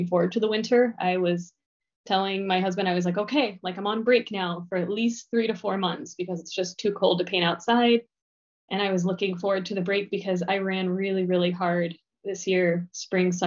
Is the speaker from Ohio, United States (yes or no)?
yes; Cincinnati, Ohio, United States; moved away as an adult; also born or lived in Kent, Ohio / Costa Rica; now in Chicago, United States; I grew up in Cincinnati, Ohio.